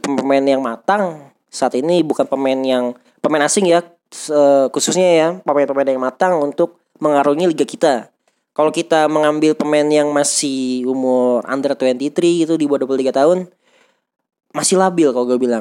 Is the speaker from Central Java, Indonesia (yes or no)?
no; Tangerang, Banten, Indonesia; sebagai warga Tangerang